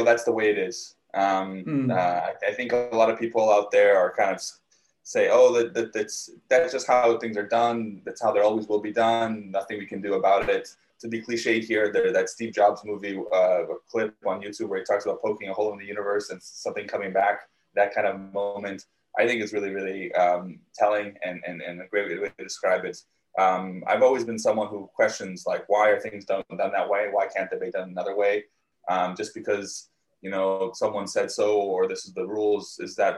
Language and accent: English; Canada; also born or lived in Soviet Union / Israel / United States / Brazil; when I was 5, I moved once more to Canada to where I live now